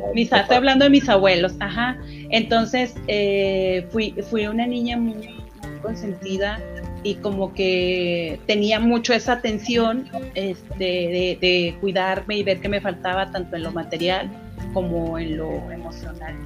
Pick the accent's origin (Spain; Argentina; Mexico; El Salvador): Mexico; Durango; moved away; yo soy de Durango, entonces el venirme para acá, por ejemplo, en esos momentos en que sufría porque dejaba todo, dejaba a mis amigos, mi escuela, todo